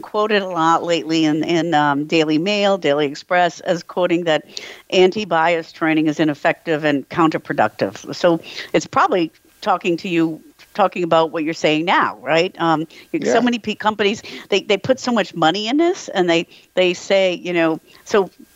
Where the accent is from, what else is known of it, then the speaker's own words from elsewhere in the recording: Rhode Island, United States; I grew up in Rhode Island